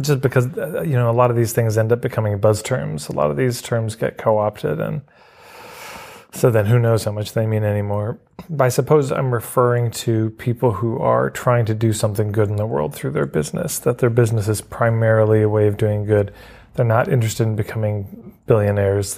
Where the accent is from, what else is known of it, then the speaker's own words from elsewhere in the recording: Edmonton, Alberta, Canada; I grew up in Edmonton, Alberta.